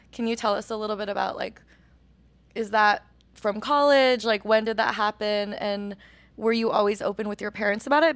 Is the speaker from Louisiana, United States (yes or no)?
no; Oregon, United States; growing up in Oregon as a person of color